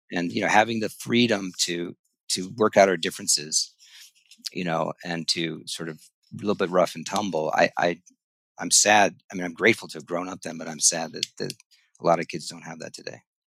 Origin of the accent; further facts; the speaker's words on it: Ithaca, New York, United States; I grew up in Ithaca, New York